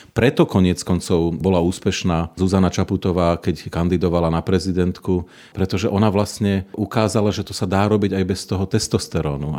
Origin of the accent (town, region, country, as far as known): Slovakia